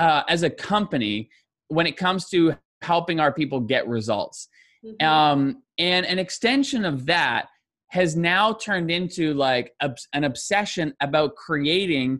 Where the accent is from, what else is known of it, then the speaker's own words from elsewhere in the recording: Canada; as a Canadian